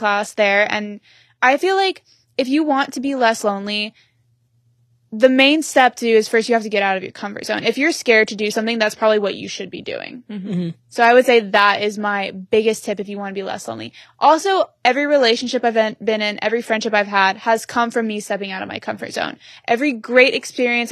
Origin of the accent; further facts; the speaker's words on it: Oklahoma, United States; moved away as an adult; now in Los Angeles, United States; I grew up in Oklahoma, never really experienced anything else than Oklahoma